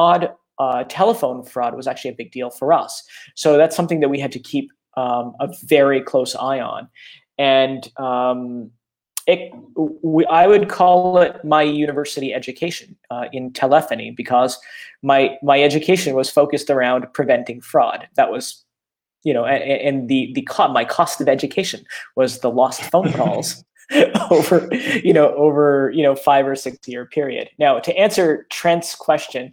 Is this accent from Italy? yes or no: no; Canada; I'm Canadian